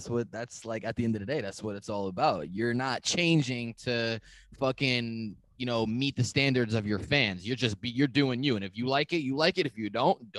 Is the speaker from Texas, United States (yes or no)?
no; New York, United States; I'm from New York, right outside of the city.